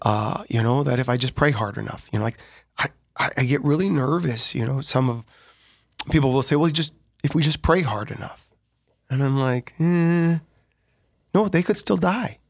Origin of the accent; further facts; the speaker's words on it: Sioux Falls, South Dakota, United States; also born or lived in Larchwood, Iowa / Dell Rapids, South Dakota; born and raised in Sioux Falls, but we lived in Larchwood, Iowa for just a few moments.